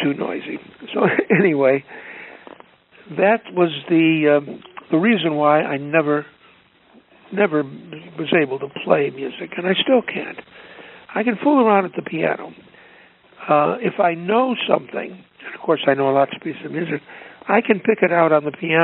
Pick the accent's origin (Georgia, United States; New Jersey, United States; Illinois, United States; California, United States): Illinois, United States; Chicago